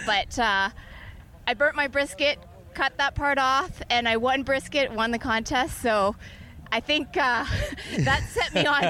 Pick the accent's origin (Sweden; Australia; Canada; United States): Canada; Calgary, Alberta; I'm from Calgary, Alberta.